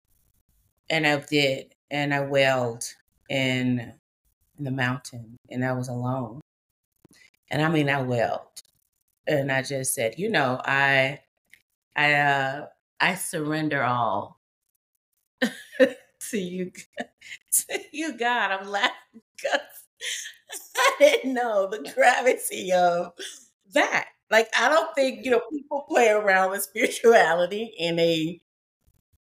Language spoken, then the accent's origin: English; Memphis, Tennessee, United States; I'm a woman from the South, and we talk in the deep South. I'm from Memphis, Tennessee